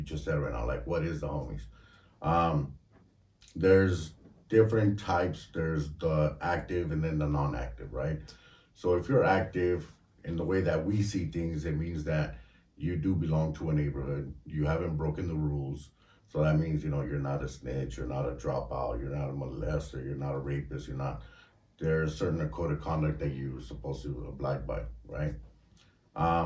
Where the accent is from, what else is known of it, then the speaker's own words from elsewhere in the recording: Santa Barbara, California, United States; also born or lived in Mexico / Goleta / Isla Vista; I came here at an early age, say around 5 or so